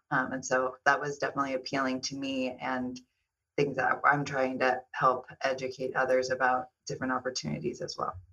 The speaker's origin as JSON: {"language": "English", "town": "Kansas City", "country": "United States", "tie": "born or raised there", "also_born_or_lived": "Southern California", "moved": "yes", "lives_now": "Los Angeles, United States", "said": "I'm originally from Kansas City."}